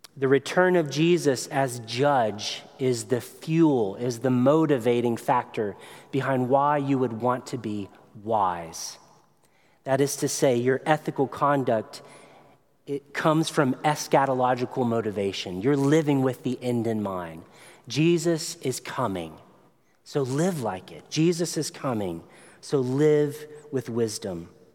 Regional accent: Tennessee, United States; I come from Tennessee, which means I like grits, I like fishing.

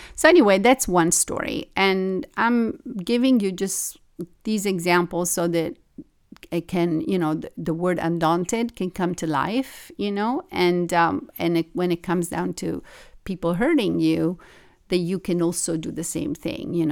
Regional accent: Italy; also born or lived in Tokyo / New York; now in Los Angeles, United States; I grew up in Italy

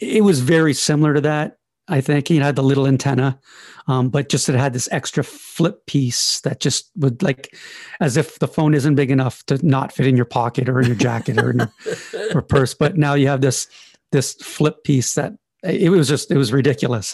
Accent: Canada; I'm Canadian

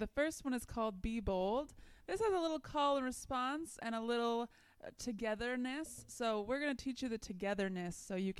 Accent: Iowa, United States; This is my first summer being at Crossroads at all and first summer in New Jersey because I'm from Iowa.

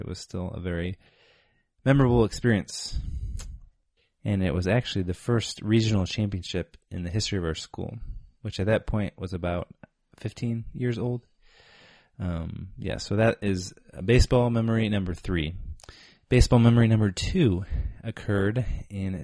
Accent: North Central Illinois, United States; we were playing for our hometown team, the Beaver Valley Storm. We're both from North Central Illinois, small high school.

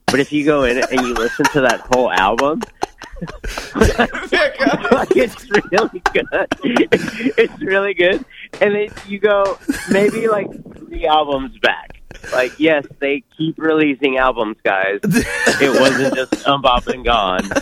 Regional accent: Acapulco, Guerrero, Mexico; I was born in Acapulco

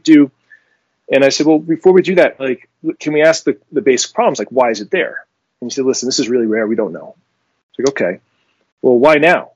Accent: France; moved away; I was born in France

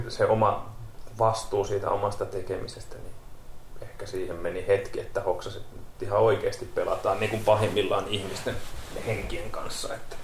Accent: Kerava, Uusimaa, Finland; moved away as an adult; now in Lappeenranta, Finland; mä oon alun perin Keravalta

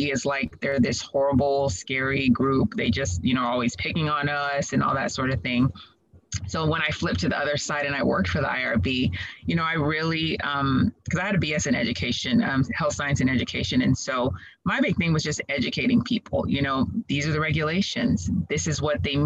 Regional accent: Dallas, Texas, United States; also born or lived in Waco, Texas / Houston, Texas / Nigeria (ancestry); I'm originally from Dallas area. And so, you know, I am Nigerian by culture

